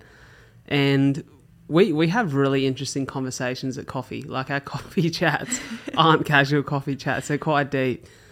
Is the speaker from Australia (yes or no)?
yes; Australia; as Aussie kids